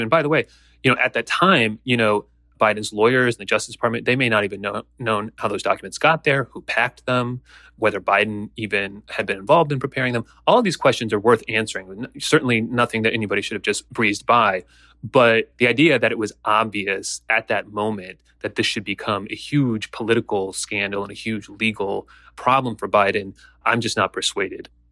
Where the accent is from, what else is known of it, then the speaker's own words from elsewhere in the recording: United States; as an American